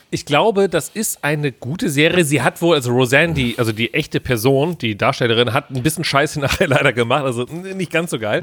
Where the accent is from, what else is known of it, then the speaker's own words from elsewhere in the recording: Cologne, North Rhine-Westphalia, Germany; also born or lived in Bonn; weil ich komme ja aus Köln